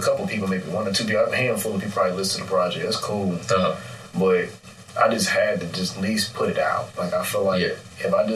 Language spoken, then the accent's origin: English; Chicago, Illinois, United States; I'm from the Chicago area. Like, I've lived all throughout.